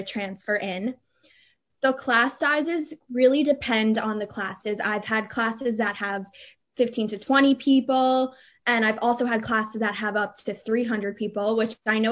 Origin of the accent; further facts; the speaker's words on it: Demarest, New Jersey, United States; I'm from Demarest, New Jersey